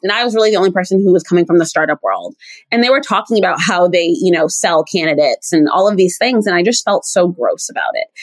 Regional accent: East Coast, United States; I'm from the East Coast. I'm East Coast through and through.

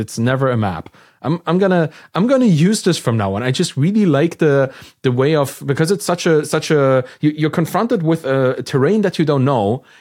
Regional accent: Germany; I'm from Germany

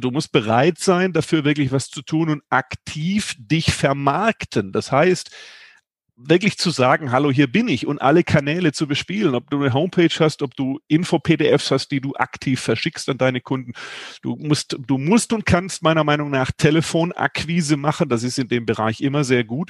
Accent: Germany; ich bin ja ein Kind des Bodensees

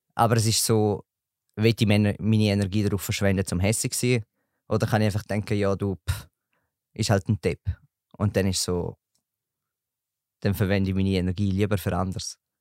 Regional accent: Eastern Switzerland, Switzerland; komme aus der Ostschweiz

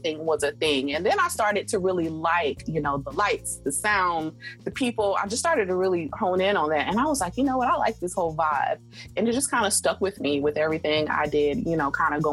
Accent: South Carolina, United States; moved away; I'm from South Carolina originally

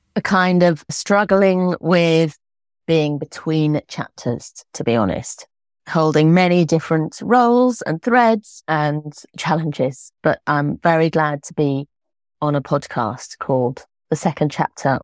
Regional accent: Islip, South East England, United Kingdom; I was born in Islip in Oxfordshire to two medieval historians.

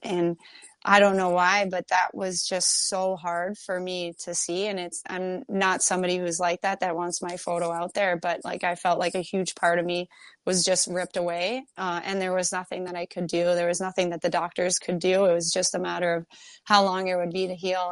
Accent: Kingston, Ontario, Canada; now in Minnesota, United States; I grew up in Kingston, Ontario

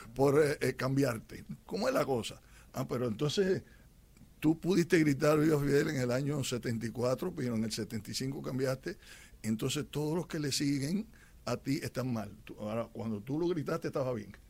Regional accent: Cuba; moved away; como cubanos que vivimos en libertad

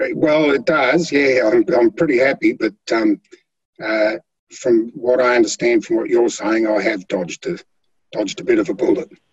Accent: Flinders Island, Tasmania, Australia; i was born on Flinders Island. I've um, been a country boy most of my life, or through my youth anyway.

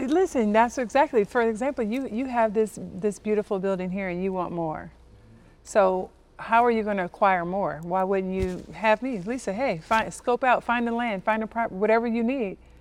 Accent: Compton, California, United States; I'm from Compton, California, inner city, uh, raised by a single mom with two sisters

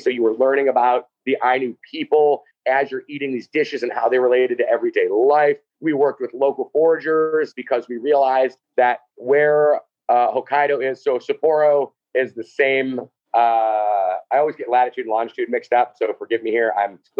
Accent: Midwest, United States; And it's very similar to kind of my growing up in the Midwest, right?

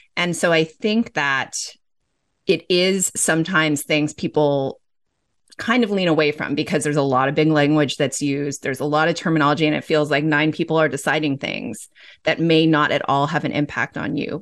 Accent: Los Angeles, California, United States; I grew up in Los Angeles.

